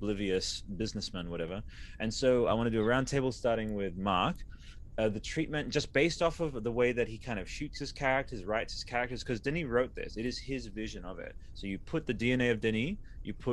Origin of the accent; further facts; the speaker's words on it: Australia; I'm from Australia